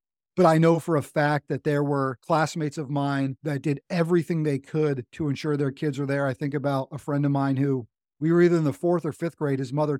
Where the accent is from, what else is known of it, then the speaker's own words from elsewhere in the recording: North Carolina, United States; Military kid. You know, people, where you're from, like, I'm from America. I'm like, yeah, but, you know, North Carolina is my home state.